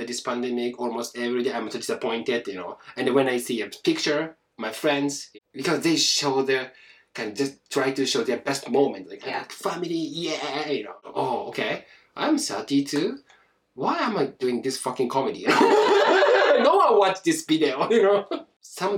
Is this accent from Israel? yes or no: no; Japan; English is a second language; I'm Japanese